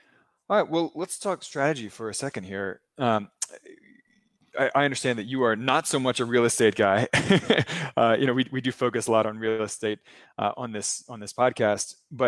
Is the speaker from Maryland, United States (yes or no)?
yes; Maryland, United States; I'm from Maryland, so not far away from there.